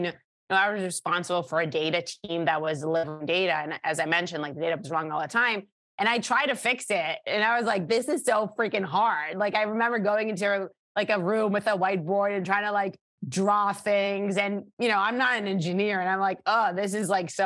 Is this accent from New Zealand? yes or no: no; Israel; born or raised there; moved away